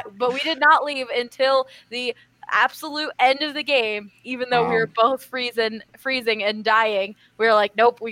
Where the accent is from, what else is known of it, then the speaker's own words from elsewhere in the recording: Philadelphia, Pennsylvania, United States; now in Denver, United States; growing up in Philadelphia